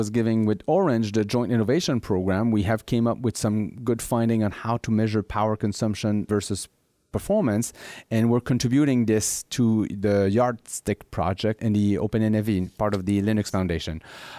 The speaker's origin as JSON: {"language": "English", "town": "Montreal", "region": "Quebec", "country": "Canada", "tie": "born or raised there", "said": "which is implemented right now in my hometown in Montreal"}